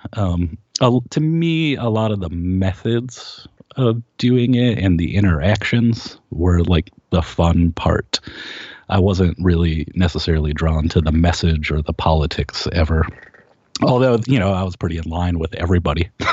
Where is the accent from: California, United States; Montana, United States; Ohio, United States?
Ohio, United States; Kent; we grew up in Kent, Ohio, and it was a big college town.